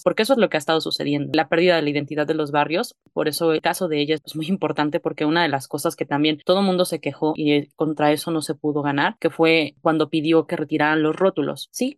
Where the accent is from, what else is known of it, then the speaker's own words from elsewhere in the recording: Mexico; nosotros como mexicanos